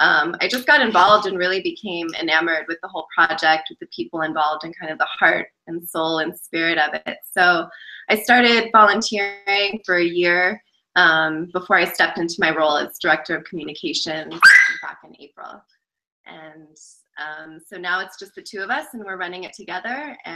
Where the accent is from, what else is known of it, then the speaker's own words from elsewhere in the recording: New York City area, United States; moved away as an adult; now in Guatemala; I am also from the New York City area. Before I started traveling, I was living in New York.